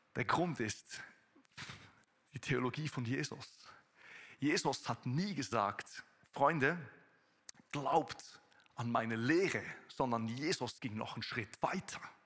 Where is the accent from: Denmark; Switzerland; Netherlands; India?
Switzerland; accent: Swiss German; first language Swiss German; German is a second language; moved away as an adult; now in Konstanz, Germany; Ich bin ein Schweizer, der versucht, Hochdeutsch zu sprechen.